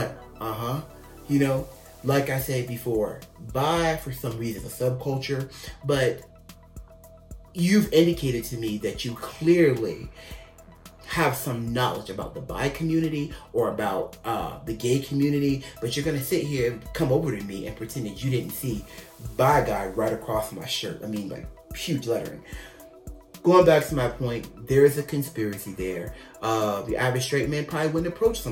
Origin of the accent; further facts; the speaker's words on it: United States; I'm the American bi guy